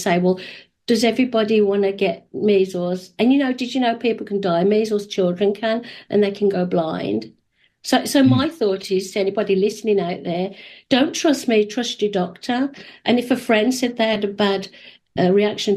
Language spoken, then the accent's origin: English; England, United Kingdom; moved away as an adult; now in Canada; We immigrated 30 years ago. Actually, it's 31 years soon. We had to show proof. We're from England